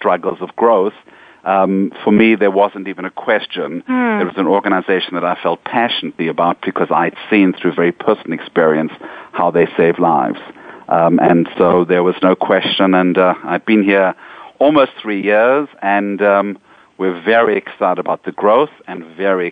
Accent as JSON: {"language": "English", "country": "South Africa", "tie": "born or raised there", "also_born_or_lived": "Israel", "moved": "yes", "lives_now": "New York, United States", "said": "I come from South Africa. And I remember as a young boy in South Africa"}